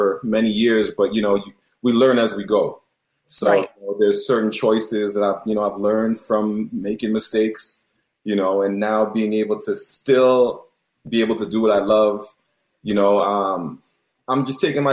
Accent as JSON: {"language": "English", "town": "Toronto", "region": "Ontario", "country": "Canada", "tie": "born or raised there", "also_born_or_lived": "Mississauga", "accent": "Toronto", "said": "I am of Jamaican descent, but I was born and raised in Toronto, so still got a little bit of that Toronto Toronto lingo"}